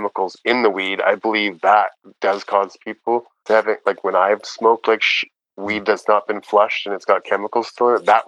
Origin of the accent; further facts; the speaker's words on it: Canada; growing up in Canada